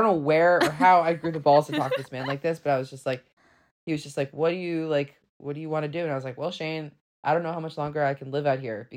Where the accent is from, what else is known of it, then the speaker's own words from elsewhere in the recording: New Jersey, United States; I grew up in New Jersey, small town on the Jersey Shore